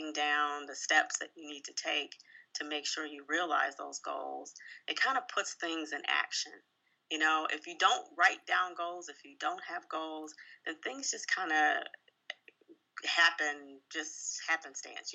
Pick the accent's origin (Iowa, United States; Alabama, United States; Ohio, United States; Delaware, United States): Ohio, United States; Columbus; moved away as an adult; also born or lived in Chicago, Illinois / Indianapolis, Indiana / Atlanta, Georgia / Indiana; now in Detroit, United States; I'm originally from Columbus, Ohio